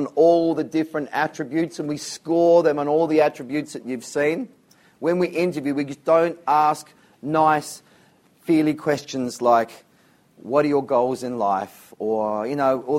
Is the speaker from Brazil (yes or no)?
no; Whyalla, South Australia, Australia; I lived in a place called Whyalla in South Australia. It's where I grew up.